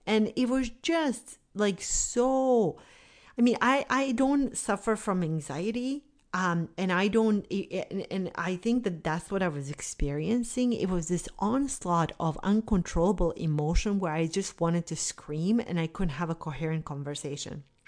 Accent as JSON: {"language": "English", "country": "Bosnia & Herzegovina", "tie": "born or raised there", "moved": "yes", "said": "I grew up in Bosnia during the war in the nineteen nineties."}